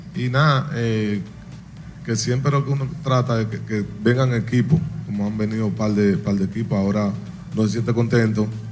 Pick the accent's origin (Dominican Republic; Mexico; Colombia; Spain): Dominican Republic; moved away; ya vine aquí a Dominicana, a mi pueblo natal